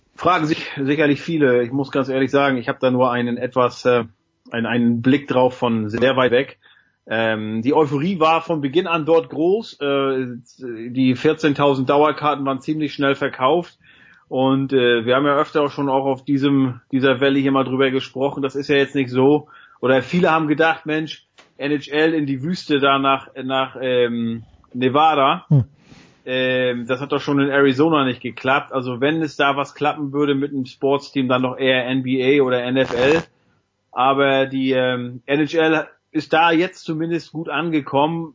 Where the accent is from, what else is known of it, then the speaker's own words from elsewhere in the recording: East Germany, Germany; bei uns im Osten